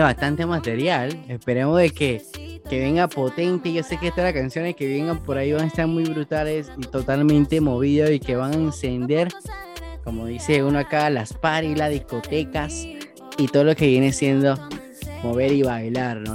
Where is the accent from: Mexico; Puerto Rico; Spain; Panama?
Panama; somos de Panamá